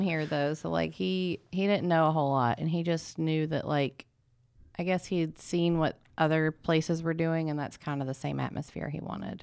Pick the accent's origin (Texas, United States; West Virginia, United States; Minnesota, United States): West Virginia, United States; Peterstown; moved away as an adult; also born or lived in Pearisburg, Virginia; my hometown in Peterstown, West Virginia